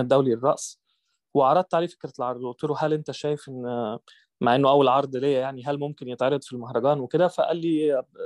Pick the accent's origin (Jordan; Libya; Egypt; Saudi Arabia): Egypt; انا كبرت في آه، في مصر